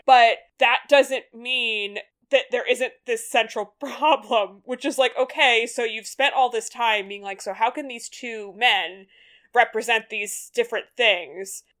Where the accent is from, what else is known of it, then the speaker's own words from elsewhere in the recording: United States; as an American viewer